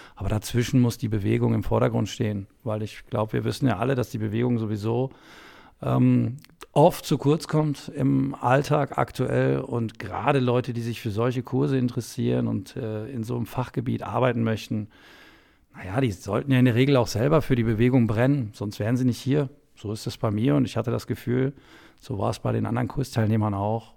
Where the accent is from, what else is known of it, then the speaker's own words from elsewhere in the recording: Soest, North Rhine-Westphalia, Germany; ich komme aus Soest in Westfalen, eine nette Kleinstadt